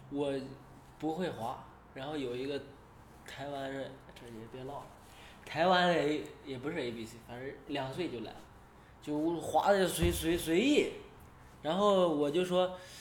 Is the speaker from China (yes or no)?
yes; China; moved away as an adult; now in United States; 我是中国的，啊，我去过深圳